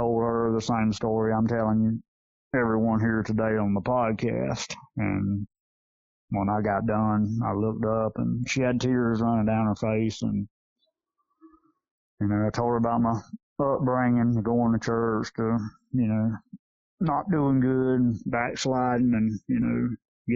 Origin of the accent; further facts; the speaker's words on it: Yulee, Florida, United States; Yulee, my hometown I grew up